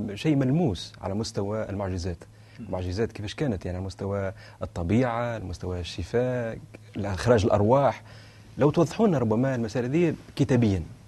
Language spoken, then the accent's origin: Arabic; Tunisia; احنا ككنيسه تونسيه